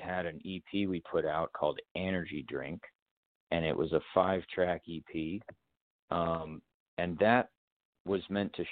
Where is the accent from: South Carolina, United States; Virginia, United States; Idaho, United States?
South Carolina, United States; We're actually from South Carolina, but I did spend a lot of time in North Carolina growing up